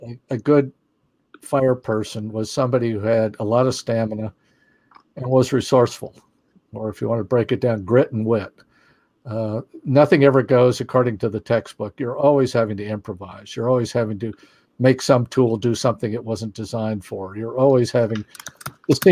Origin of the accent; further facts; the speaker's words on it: Phoenix, Arizona, United States; I grew up in Phoenix